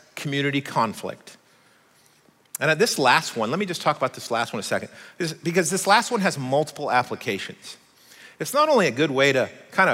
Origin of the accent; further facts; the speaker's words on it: Oregon, United States; I'm American. I was born in Oregon, but I'm also Swiss